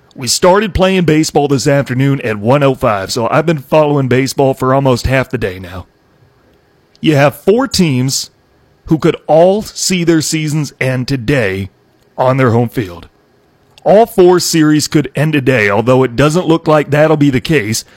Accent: Iowa, United States; I'm from Iowa

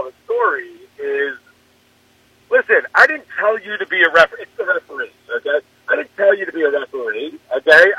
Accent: Long Island, New York, United States; Where I grew up, which is Long Island in New York

